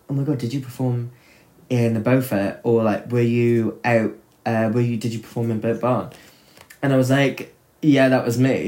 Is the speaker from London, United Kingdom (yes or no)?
no; Chepstow, Wales, United Kingdom; it was my hometown that you came and performed